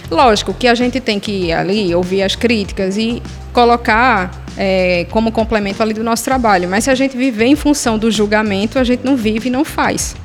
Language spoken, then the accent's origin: Portuguese; Pernambuco, Brazil; also born or lived in Ceará; eu cresci ouvindo muito nos anos 90 como uma boa pernambucana, muito forró